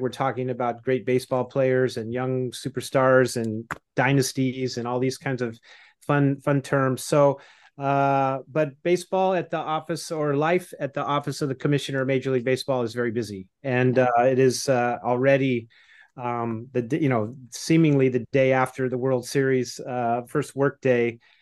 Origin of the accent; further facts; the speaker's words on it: Los Angeles, California, United States; LA Dodgers, my hometown